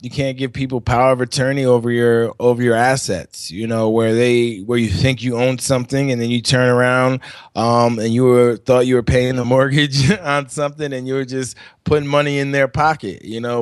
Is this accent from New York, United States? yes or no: yes; New York, United States; I'm from New York.